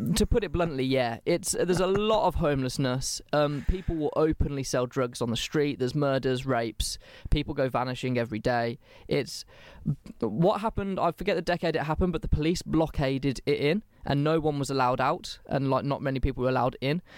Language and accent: English; England, United Kingdom; I'm English